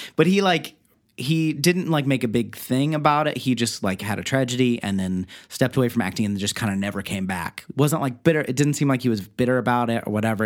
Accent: Beavercreek, Ohio, United States; I'm from Beaver Creek, Ohio

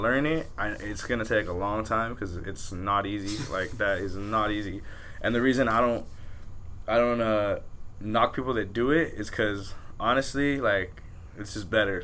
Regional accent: Pico Rivera, California, United States; we're from Pico, like West Covina's far to us

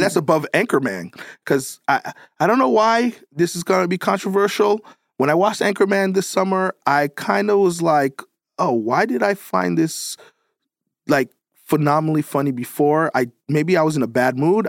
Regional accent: New York, United States; I'm, I'm from New York

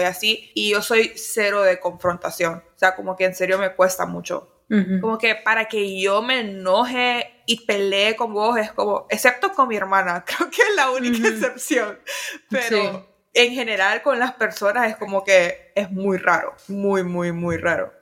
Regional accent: Honduras; moved away; como casi no he vivido en Honduras

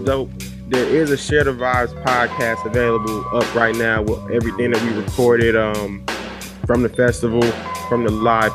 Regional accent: Milwaukee, Wisconsin, United States; that's my hood too. Shit, yeah, I grew up right on 38th and Douglas

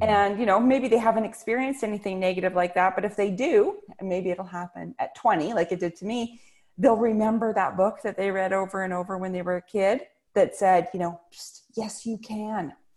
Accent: British Columbia, Canada; I'm Canadian, and I uh, grew up in a tiny little town in British Columbia

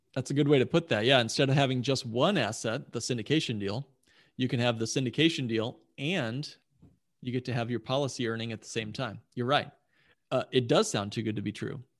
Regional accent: Indianapolis, Indiana, United States; I grew up in Indianapolis, wonderful town.

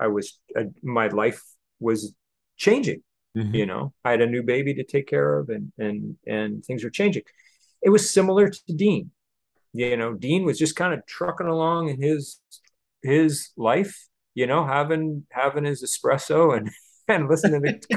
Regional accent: Canada; moved away as an adult; now in Los Angeles, United States; I'm a guy from Canada, normal guy

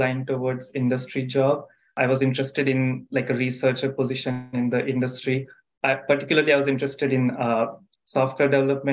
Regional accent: India; moved away as an adult; now in United States; I am originally from India

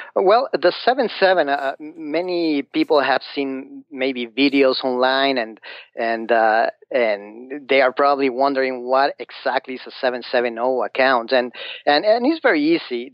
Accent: Mexico City, Mexico; English is a second language; moved away as an adult; now in United States; I'm from Mexico, from Mexico City.

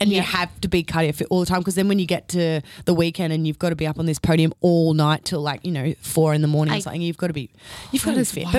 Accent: Gold Coast, Queensland, Australia; Yeah. I'm from the Gold Coast.

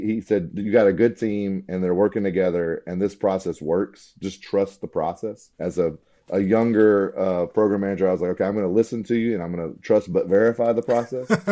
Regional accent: Alabama, United States; I grew up in Alabama, uh, went to Auburn, War Eagle

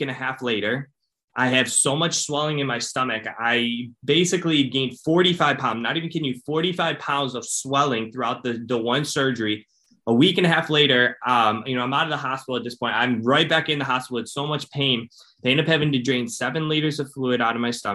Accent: Cleveland, Ohio, United States; I'm from Ohio. I'm from Cleveland, Ohio

